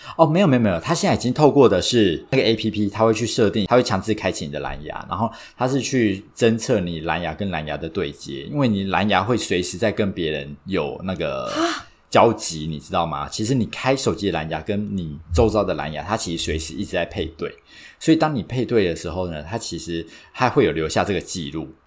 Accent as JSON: {"language": "Chinese", "country": "Taiwan", "tie": "born or raised there", "said": "我是土生土长没离开过亚洲，超local的"}